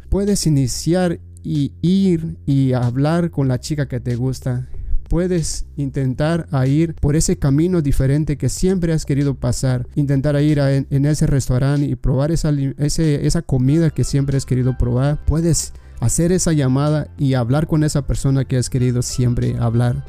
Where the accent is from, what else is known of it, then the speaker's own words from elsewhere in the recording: Mexico; yo que soy mexicano